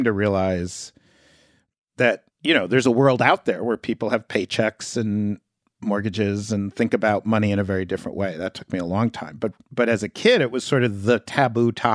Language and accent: English; New York City, New York, United States; I grew up in Greenwich Village, in this building that I grew up in called West Beth